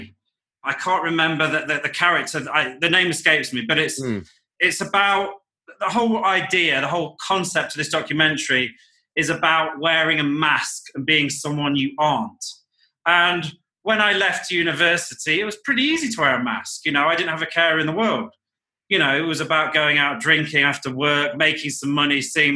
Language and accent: English; Nottingham, East Midlands, United Kingdom; moved away; I grew up in a city called Nottingham in the United Kingdom